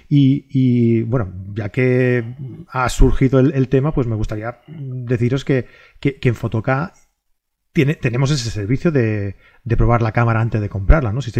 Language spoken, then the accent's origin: Spanish; Catalonia, Spain; Es que soy catalán, tío.